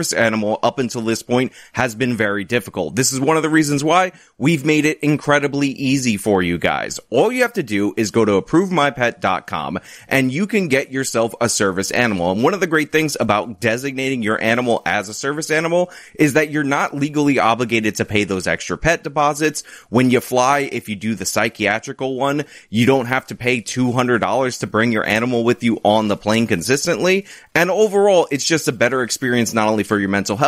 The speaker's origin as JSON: {"language": "English", "region": "New York", "country": "United States", "said": "I'm a New Yorker."}